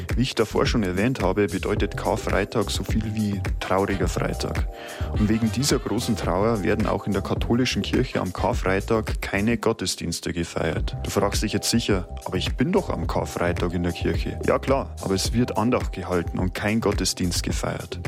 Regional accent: Germany; Bei uns in Deutschland

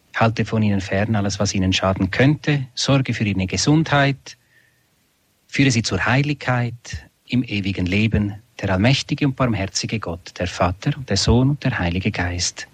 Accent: Switzerland; in Einsiedeln bei uns in der Schweiz

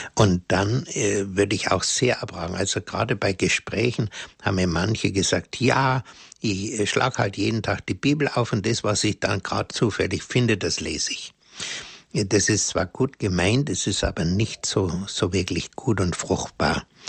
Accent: Germany; bei uns in Deutschland

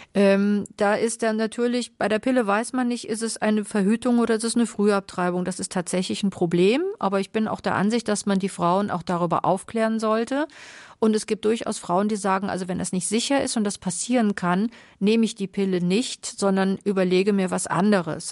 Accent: Carinthia, Austria; moved away; Ich komme ja aus Kärnten.

